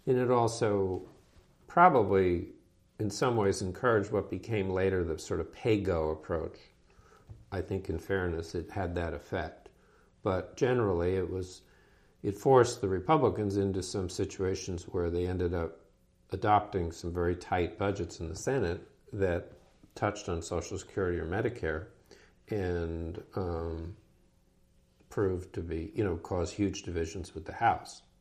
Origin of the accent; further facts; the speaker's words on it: New England, United States; and again, it was because I was from New England.